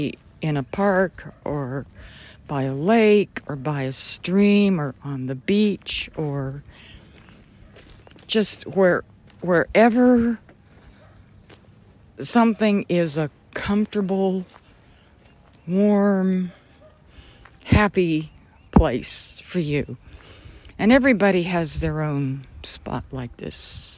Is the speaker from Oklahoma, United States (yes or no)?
yes; Oklahoma, United States; I grew up in Oklahoma and spent a lot of time outside